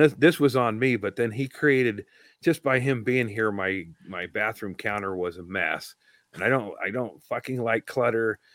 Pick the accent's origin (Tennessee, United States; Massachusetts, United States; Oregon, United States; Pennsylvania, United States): Oregon, United States; I'm from Oregon.